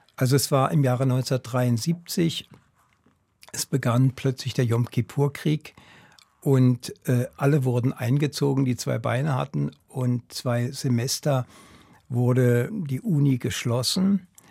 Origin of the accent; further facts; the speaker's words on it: Berlin, Germany; now in Switzerland; Ich bin in Berlin aufgewachsen